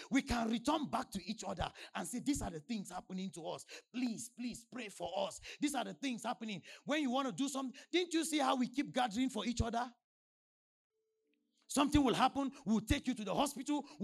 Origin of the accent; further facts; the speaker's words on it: Nigeria; From the day I landed, let me tell you, before I came from Nigeria, they, were, they were sending updates.